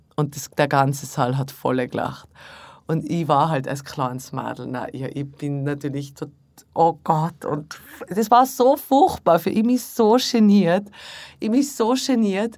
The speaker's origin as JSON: {"language": "German", "region": "Tyrol", "country": "Austria", "tie": "born or raised there", "moved": "yes", "said": "My Hausberg in Tirol"}